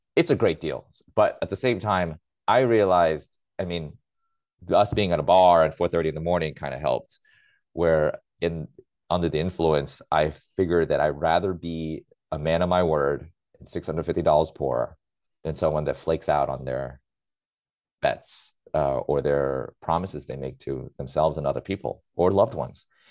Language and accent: English; New York City, New York, United States; I grew up in New York City